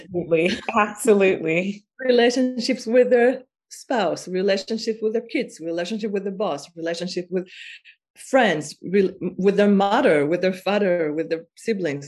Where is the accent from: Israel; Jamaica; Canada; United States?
Israel; I am from Israel and I am I was born in Israel